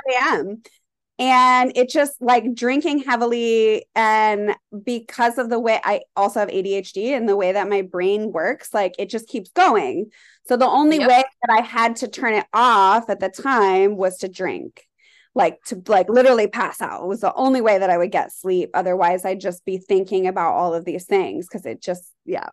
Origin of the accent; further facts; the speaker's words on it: Colorado, United States; moved away as an adult; also born or lived in California; now in New York, United States; I am from Colorado originally